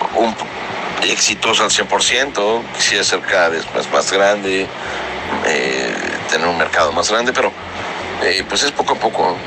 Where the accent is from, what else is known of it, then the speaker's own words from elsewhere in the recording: Morelos, Mexico; nosotros somos morelenses, yo sé que tú también es en toda la vida, nací en Morelos.